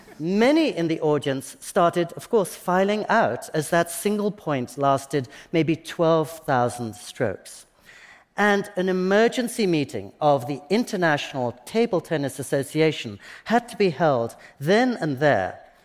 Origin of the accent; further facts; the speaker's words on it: England, United Kingdom; now in Japan; And I always remember that as a boy growing up in England, I was taught that the point of a game was to win. But in Japan, I'm encouraged to believe